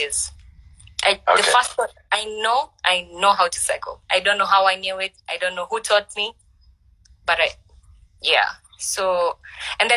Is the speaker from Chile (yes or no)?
no; Mombasa, Mombasa County, Kenya; moved away; also born or lived in Nairobi; I'm from Mombasa, born and mm-hmm. raised, but mm-hmm. I have grown in Nairobi 10 to 15 years